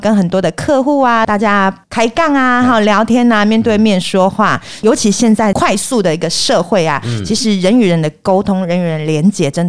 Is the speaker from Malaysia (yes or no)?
no; Xinzhuang, New Taipei, Taiwan; 哎，是我来自新庄，我本身呢就是对于那个口条训练啦、演说表达非常的有兴趣。